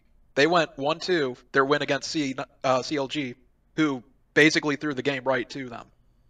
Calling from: Woodstock, Illinois, United States; Calling from Woodstock, Illinois, the town where they filmed Groundhog Day.

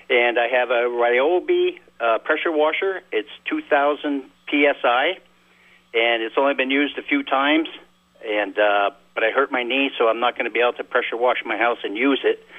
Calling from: South Burlington, Vermont, United States; in South Burlington.

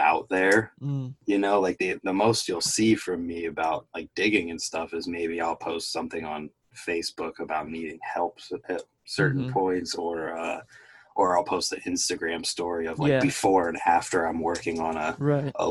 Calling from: Wooster, Ohio, United States; I'm calling from Worcester, Ohio

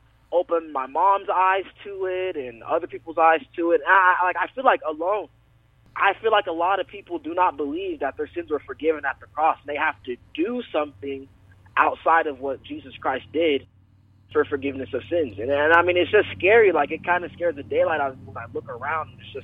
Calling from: Denver, Colorado, United States; I live in Denver, but I go to school in Thornton. It's like a 20-minute drive.

